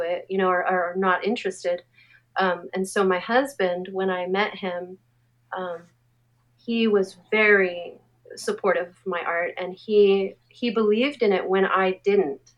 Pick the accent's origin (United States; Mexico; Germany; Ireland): United States; Anaheim, California; I grew up in Anaheim, um, and it, my experience in Anaheim, there was no art